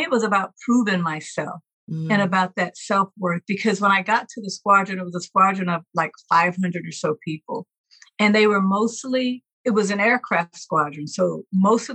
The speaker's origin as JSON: {"language": "English", "region": "Mississippi", "country": "United States", "moved": "as an adult", "said": "I'm originally from Mississippi, got to go back home"}